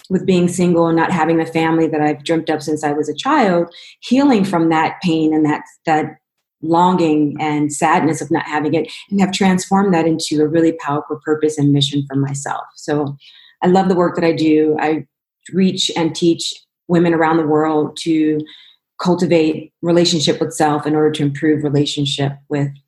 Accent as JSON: {"language": "English", "town": "Los Angeles", "region": "California", "country": "United States", "tie": "born or raised there", "also_born_or_lived": "Cleveland, Ohio / Denver, Colorado", "said": "I'm originally from Cleveland, Ohio, where I lived till I was six years old, but I grew up predominantly in Los Angeles and Denver"}